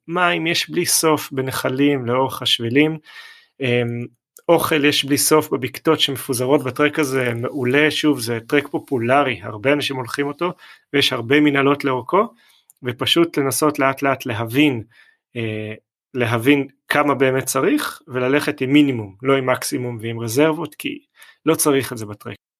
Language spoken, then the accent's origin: Hebrew; Israel; אנחנו כישראלים